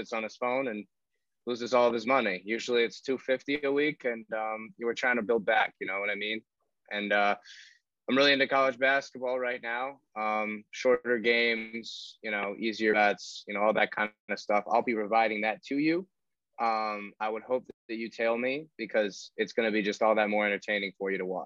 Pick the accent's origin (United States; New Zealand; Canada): United States; Northern Virginia; moved away; also born or lived in Chicago; I grew up in Northern Virginia, diehard Mountaineers fan